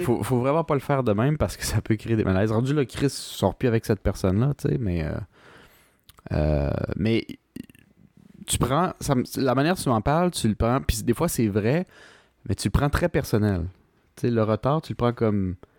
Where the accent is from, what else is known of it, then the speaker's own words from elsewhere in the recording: Quebec, Canada; en tant que Québécois